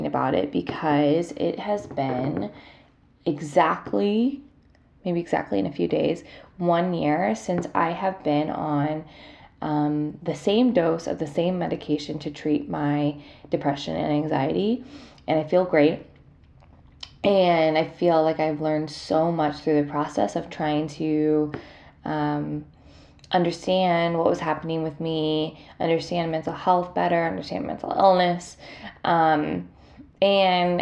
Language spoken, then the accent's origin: English; Columbus, Ohio, United States; moved away; I'm getting ready to go home to my hometown, Columbus, Ohio